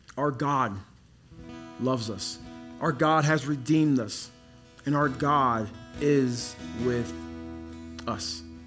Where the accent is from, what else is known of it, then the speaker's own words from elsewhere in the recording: Dallas, Texas, United States; also born or lived in Congo; now in Colorado, United States; I grew up in Dallas